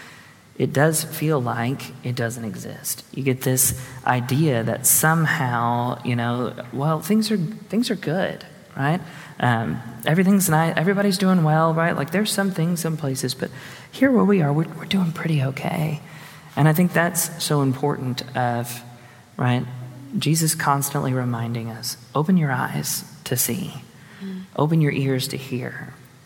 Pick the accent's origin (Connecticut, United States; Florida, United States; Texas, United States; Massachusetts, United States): Texas, United States; Houston; I grew up in Houston